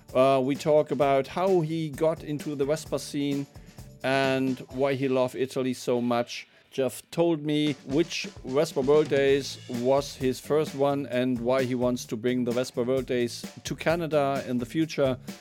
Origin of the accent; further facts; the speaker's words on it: Hanover, Lower Saxony, Germany; English is a second language; I'm from Hanover.